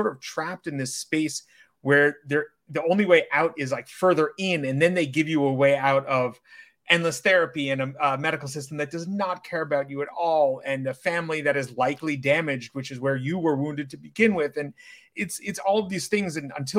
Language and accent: English; New York City, New York, United States; I'm an online coach based in and born and raised in New York City